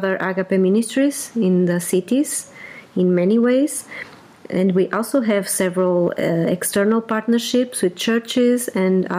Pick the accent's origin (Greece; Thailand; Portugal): Portugal; Porto; English is a second language; moved away as an adult; now in Lisbon, Portugal; I'm Portuguese, born and raised in Portugal